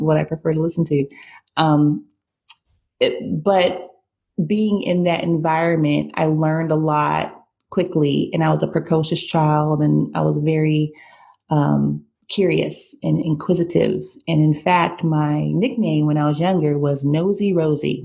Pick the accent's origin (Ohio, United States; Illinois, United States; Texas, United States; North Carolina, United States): Ohio, United States; Painesville; now in Connecticut, United States; originally, I am from Ohio, Painesville, Ohio, which is a little town about 45 minutes from Cleveland, Ohio